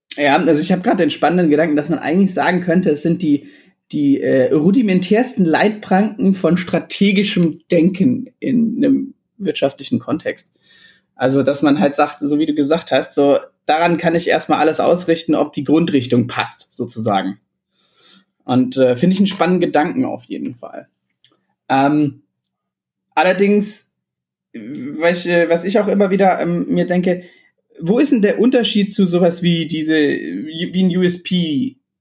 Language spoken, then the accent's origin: German; Illertissen, Bavaria, Germany; moved away; ich komme aus Illertissen ursprünglich, das ist ein äh, kleines Kaff irgendwo im Süden